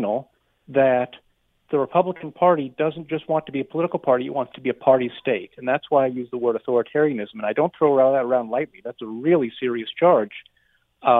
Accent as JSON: {"language": "English", "country": "United States", "moved": "as an adult", "lives_now": "Canada", "said": "my home country"}